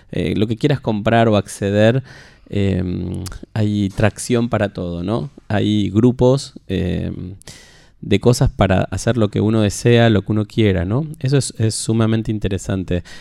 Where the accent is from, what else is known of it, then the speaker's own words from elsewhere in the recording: Rosario, Santa Fe, Argentina; moved away as an adult; now in Buenos Aires, Argentina; Bueno, hace 10 años que ando por Buenos Aires. 10 em, años ya. Yo soy rosarino y mm, me vine, si bien trabajé desde mis jóvenes comienzos, por ahí por el año 2000